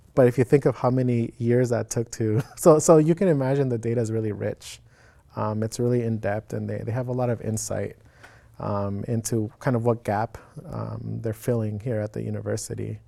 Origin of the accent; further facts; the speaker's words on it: Phoenix, Arizona, United States; moved away as an adult; now in Oregon, United States; I was born in Phoenix, Arizona born and raised